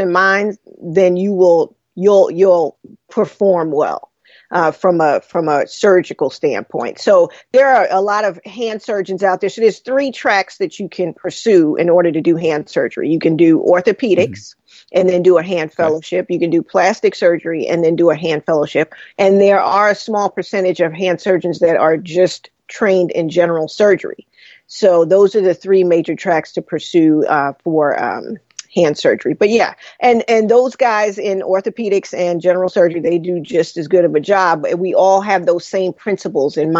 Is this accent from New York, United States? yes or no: yes; New York City, New York, United States; I grew up in Brooklyn